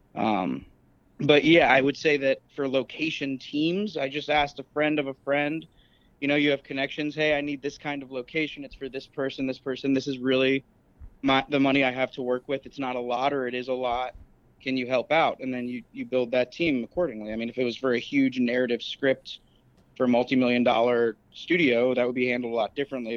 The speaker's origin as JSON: {"language": "English", "region": "Florida", "country": "United States", "also_born_or_lived": "Chicago", "moved": "as an adult", "said": "I'm from Florida, but I, I basically grinded my teeth and trained in Chicago"}